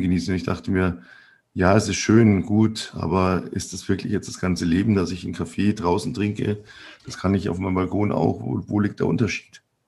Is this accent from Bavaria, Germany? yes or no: yes; Bavaria, Germany; bei uns in Bayern